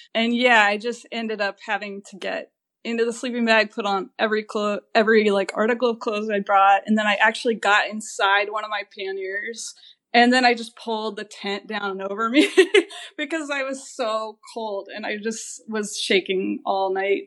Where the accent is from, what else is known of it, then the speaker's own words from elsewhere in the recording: Kansas, United States; moved away as an adult; also born or lived in Portland, Oregon; I grew up in Kansas